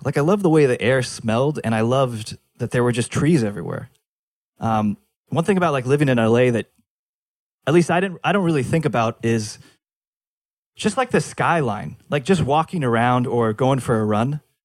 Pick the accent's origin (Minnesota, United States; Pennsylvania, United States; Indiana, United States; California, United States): California, United States; Fullerton; also born or lived in Los Angeles, United States; I'm back in Fullerton, sleeping in my dad's, in the, uh, the laundry room